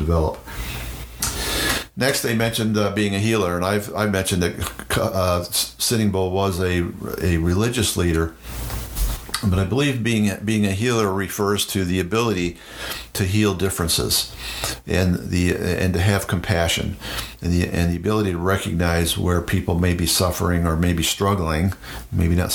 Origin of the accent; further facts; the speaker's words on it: United States; in the Iroquois Confederacy, in my home state and with my tribe, the Mohawk language is slightly different than the Oneida language